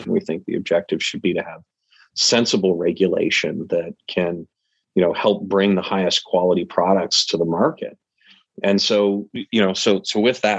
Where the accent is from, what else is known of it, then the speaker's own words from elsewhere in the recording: Calgary, Alberta, Canada; also born or lived in Michigan / Manhattan / Florida; now in United States; I'm a bit of a nomad. Uh, I was from Canada originally, um, Calgary, out in Alberta. That's where I was born, Mm-hmm. Um, first moved to Michigan in the U.S., uh, then did a dozen or so years in Manhattan